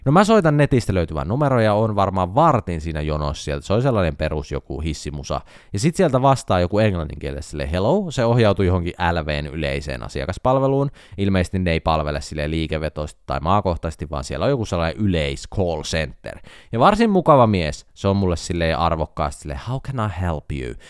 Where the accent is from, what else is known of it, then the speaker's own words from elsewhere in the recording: Jyväskylä, Central Finland, Finland; On kotoisin Jyväskylästä, meillä päin ei tarvi kysyä, että puhutellaanko etunimellä.